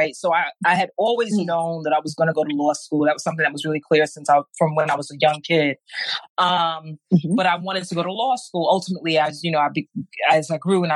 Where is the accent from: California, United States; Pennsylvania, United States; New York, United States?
New York, United States; New York City; I grew up in Brooklyn.